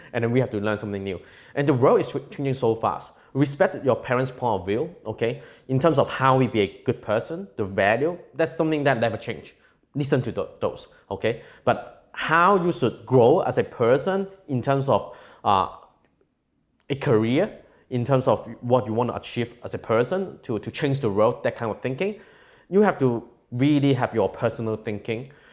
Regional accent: Hong Kong; also born or lived in California; by the time that I was growing up in Hong Kong, I'm from a very low-income family

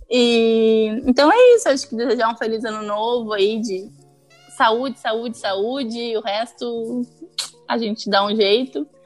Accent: Brazil; eu sou brasileira

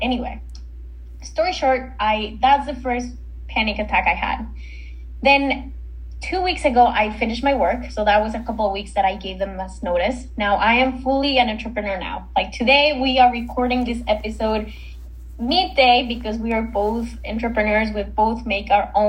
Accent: Mexico; now in Canada; I'm not originally from Canada. I'm from Mexico. And in Canada, I live on my own.

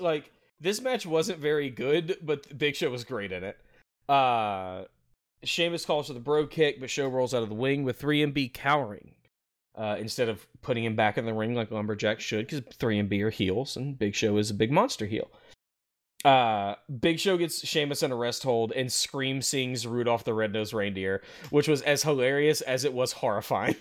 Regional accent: Memphis, Tennessee, United States; I'm from the Memphis area

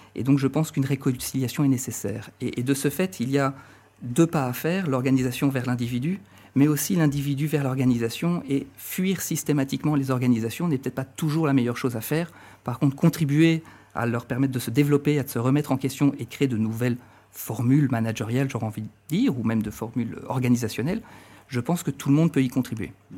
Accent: France; moved away as an adult; also born or lived in Marne-la-Vallée, France; now in Brussels, Belgium; je suis français d'origine. Ça fait dix à douze ans, douze ans que je vis et travaille en, en Belgique

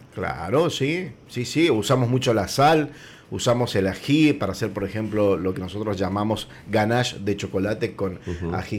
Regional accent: Mendoza, Argentina; yo digo de mi casa, que somos todos mendocinos

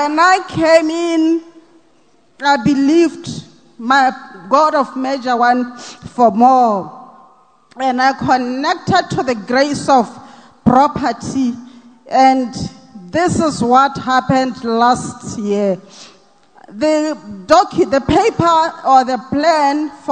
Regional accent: Botswana; from Botswana

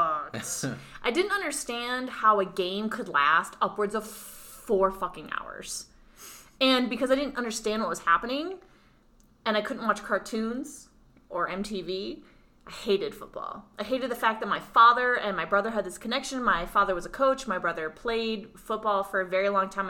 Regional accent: Massachusetts, United States; now in Denver, United States; we're actually from Massachusetts

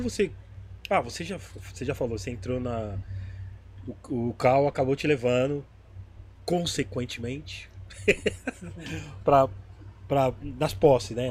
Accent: São Paulo, Brazil; sou da Zona Leste

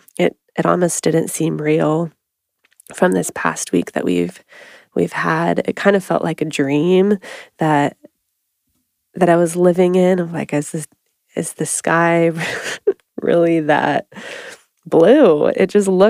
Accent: Oregon, United States; we both have been born and raised in Oregon

